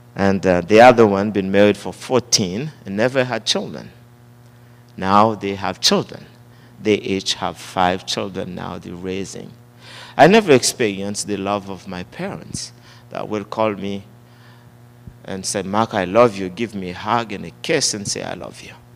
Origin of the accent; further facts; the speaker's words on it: Haiti; born and raised in Haiti